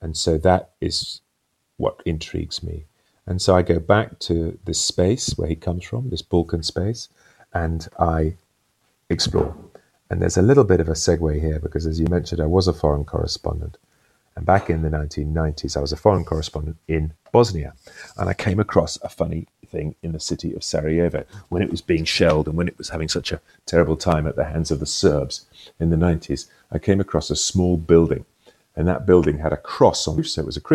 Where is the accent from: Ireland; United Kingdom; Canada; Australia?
United Kingdom; as a British person